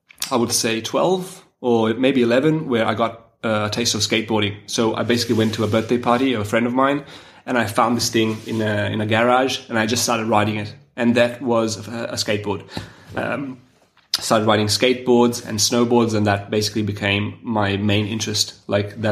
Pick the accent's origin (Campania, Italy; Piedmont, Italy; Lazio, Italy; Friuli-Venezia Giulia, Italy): Piedmont, Italy; Turin; I'm from Turin in Italy